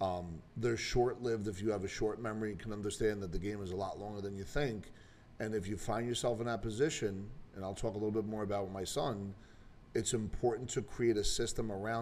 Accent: Bayonne, New Jersey, United States; from Bayonne

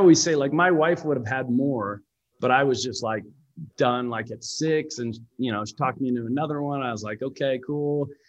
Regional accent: Lethbridge, Alberta, Canada; I grew up in Canada. I was born and raised in Canada. My family moved around a ton when I was a kid.

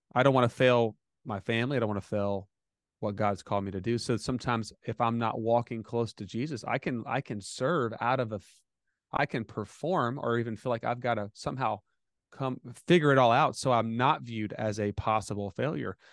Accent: United States; I'm American

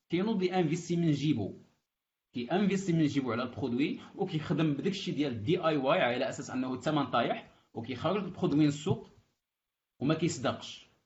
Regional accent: Morocco

